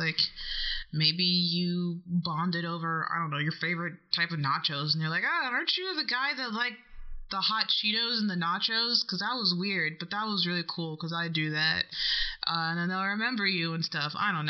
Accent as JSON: {"language": "English", "region": "Illinois", "country": "United States", "moved": "yes", "lives_now": "Los Angeles, United States", "said": "And I'm from the state of Illinois originally."}